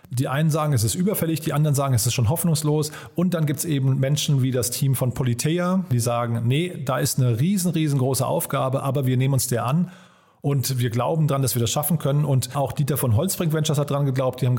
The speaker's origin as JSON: {"language": "German", "region": "Berlin", "country": "Germany", "said": "Da habe ich dann gedacht, naja, ich bin ja Berliner, ich kenne den Zustand der öffentlichen Verwaltung hier oder den Digitalisierungsgrad."}